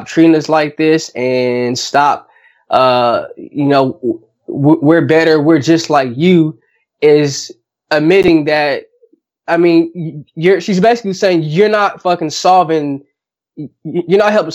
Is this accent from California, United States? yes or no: yes; California, United States; we grew up like in California